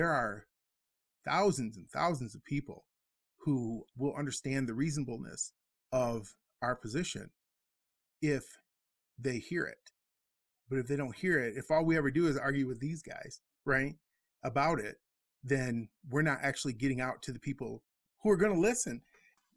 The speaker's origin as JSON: {"language": "English", "region": "Midwest", "country": "United States", "tie": "born or raised there", "said": "growing up in the Midwest, we have a very different relationship with a lot of other communities because we're, as Xicanos, Mexicanos, the absolute minority"}